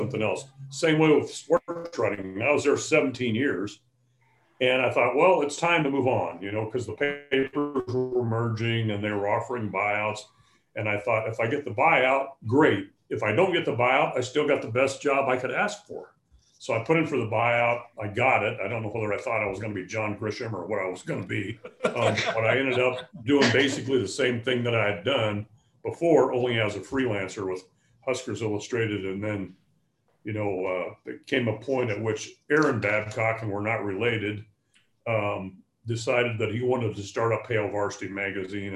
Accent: Nebraska, United States; moved away as an adult; also born or lived in Illinois; I grew up in Nebraska.

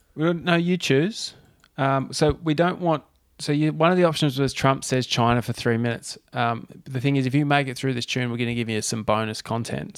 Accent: Tasmania, Australia; moved away; also born or lived in Central Coast; growing up in Tassie

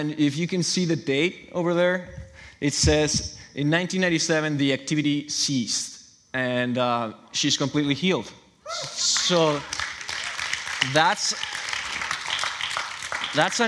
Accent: Chihuahua, Mexico; moved away as an adult; now in Newburgh, United States; I'm from Mexico. My parents raised me and my brothers in the church

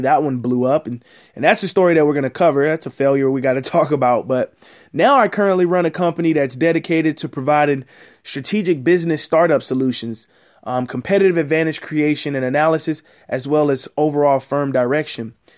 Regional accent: Houston, Texas, United States; I'm from Houston, Texas.

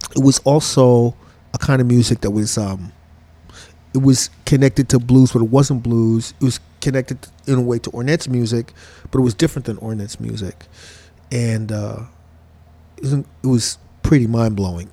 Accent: New York City, New York, United States; I grew up in Crown Heights

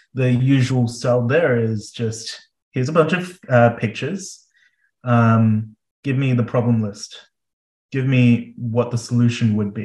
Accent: Melbourne, Victoria, Australia; moved away as an adult; also born or lived in Adelaide; now in South Australia, Australia; I'm originally from Melbourne, but we trained in Adelaide

